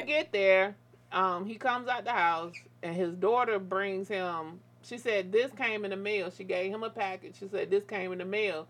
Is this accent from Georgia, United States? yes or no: yes; Atlanta, Georgia, United States; I was born and raised in Atlanta.